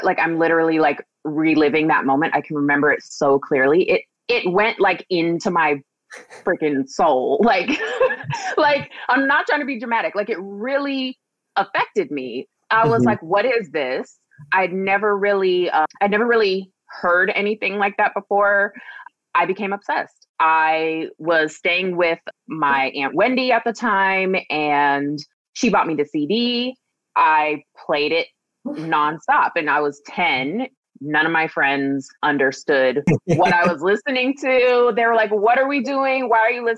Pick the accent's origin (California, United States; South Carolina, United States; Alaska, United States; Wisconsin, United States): Alaska, United States; Anchorage; I grew up in Anchorage, Alaska